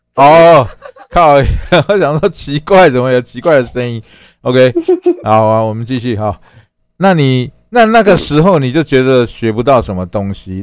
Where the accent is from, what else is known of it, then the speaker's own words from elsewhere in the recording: Taiwan; 我们台湾话叫拍谁啊